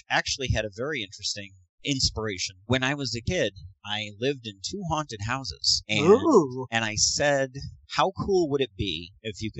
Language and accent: English; Northern Illinois, United States; also born or lived in Joliet, Illinois; I grew up in Northern Illinois, but I spent a lot of time in corn country down around like Joliet area